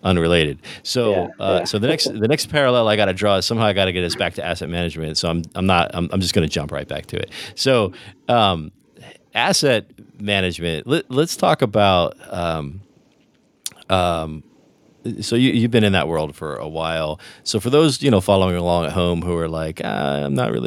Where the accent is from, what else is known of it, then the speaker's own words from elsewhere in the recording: New Jersey, United States; It was Sicilian, and we grew up in New Jersey, so it was New Jersey Sicilian family